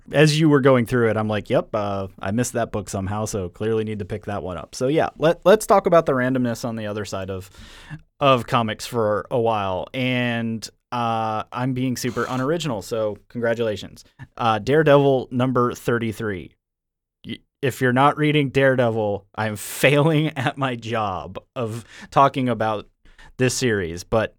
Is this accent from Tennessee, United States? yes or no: no; Vermont, United States; moved away; also born or lived in Raleigh / Columbus; originally I'm from Vermont, so like New England.